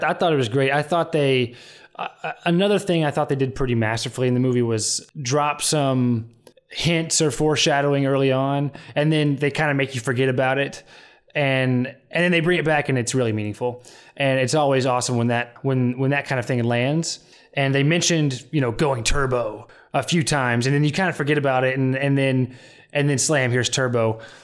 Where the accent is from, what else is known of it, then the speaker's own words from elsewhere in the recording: Fayetteville, Arkansas, United States; moved away; my hometown of Fayetteville, Arkansas